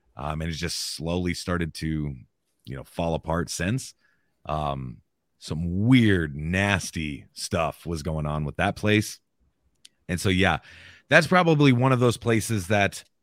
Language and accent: English; Southwest Iowa, United States; also born or lived in Maryville, Missouri; I'm an Iowa boy. Yep, Southwest Iowa